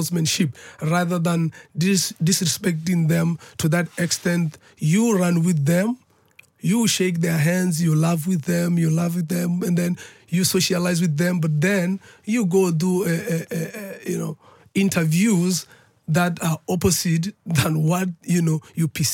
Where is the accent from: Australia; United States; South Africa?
South Africa; where I'm coming from as a South African